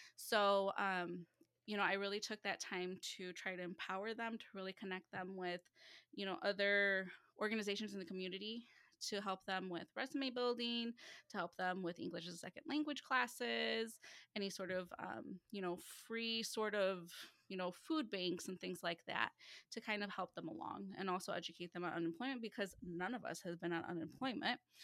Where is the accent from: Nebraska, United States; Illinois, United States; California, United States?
Illinois, United States; Chicagoland area, northwest suburbs of Chicago; I am from the Chicagoland area, so the northwest suburbs of Chicago